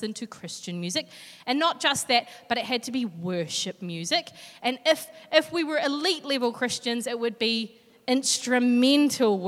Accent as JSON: {"language": "English", "town": "Hastings", "region": "Hawke's Bay", "country": "New Zealand", "tie": "born or raised there", "moved": "yes", "lives_now": "Hamilton, New Zealand", "said": "But I grew up in Hawke's Bay in a little suburb called Flaxmere."}